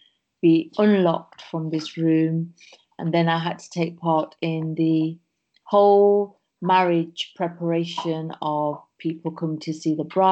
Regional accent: England, United Kingdom; we were born in England. So I'm one of seven sisters. And I have one brother, and we grew up in England

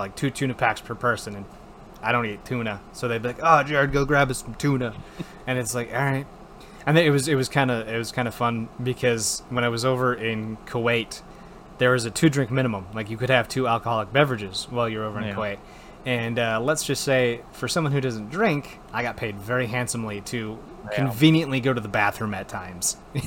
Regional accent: Wisconsin, United States; moved away; I was from Wisconsin

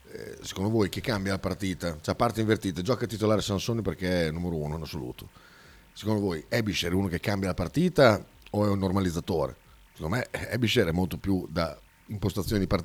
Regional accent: Naples, Campania, Italy; Eh, io sono di Napoli pure, pure, io, però non ci si comporta così

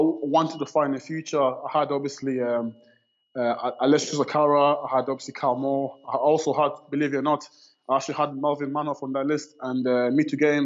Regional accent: DR Congo; now in Birmingham, United Kingdom; Originally, yeah, I was born in the Congo in DRC. Obviously, I lived there for quite a while

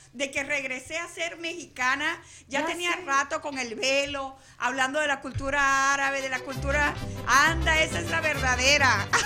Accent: Venezuela; moved away; yo que soy venezolana

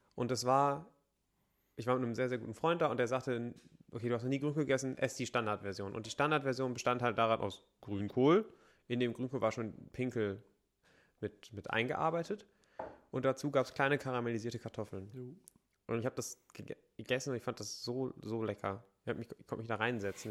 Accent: Bergisches Land, North Rhine-Westphalia, Germany; Wir haben so viele Talsperren bei uns in der Heimat.

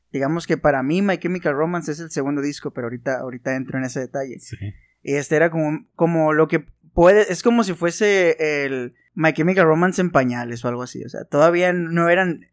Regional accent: Sinaloa, Mexico; nosotros somos sinaloenses y aquí en Sinaloa

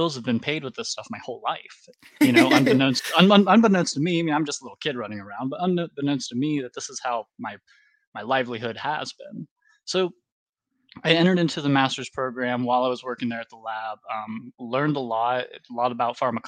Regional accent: West Virginia, United States; I grew up in West Virginia myself

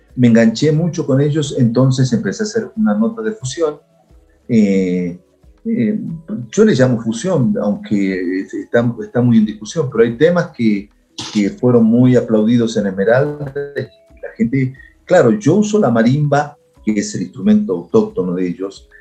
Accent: Santa Fe, Argentina; moved away as an adult; now in Ecuador; mi historia comienza en Santa Fe

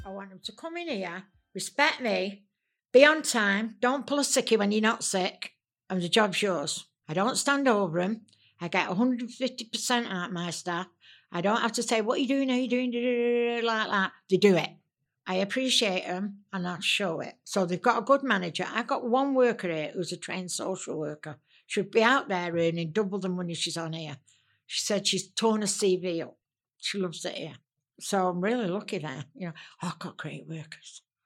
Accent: Manchester, North West England, United Kingdom; I am a Mancunian. I was born in Manchester.

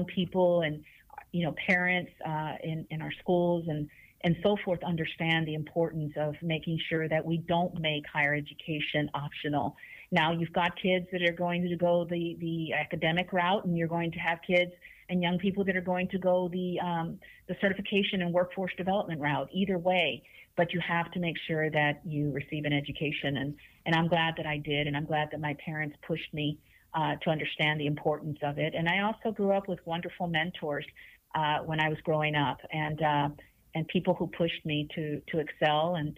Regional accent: Houston, Texas, United States; I'm from Denver Harbor. I grew up in Denver Harbor. My family comes from Monterrey, Mexico

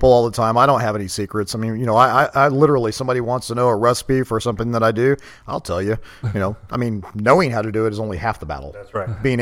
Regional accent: Katy, Texas, United States; Yeah, I mean, I grew up in Katy graduated high school, joined the army

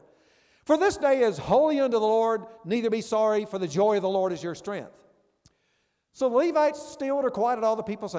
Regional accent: Memphis, Tennessee, United States; My church I grew up in Memphis back in years ago

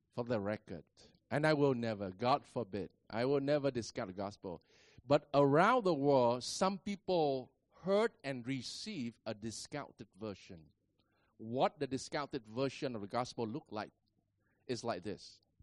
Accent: Vietnam; I am a Vietnamese

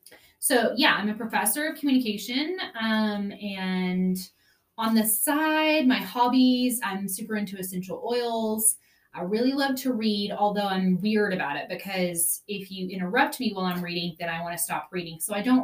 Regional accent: Bledsoe, Texas, United States; I'm from Bledsoe, Texas, which is a tiny little town on the New Mexico-Texas border. I am 37 years old

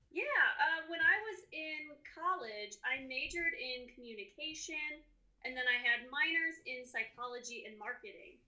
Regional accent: Chicago, Illinois, United States; now in Colorado, United States; I grew up in the Chicagoland area and now I'm in Colorado.

